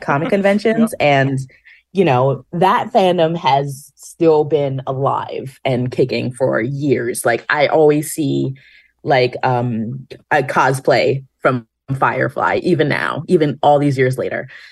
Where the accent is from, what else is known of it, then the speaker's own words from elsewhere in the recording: New York, United States; being a New Yorker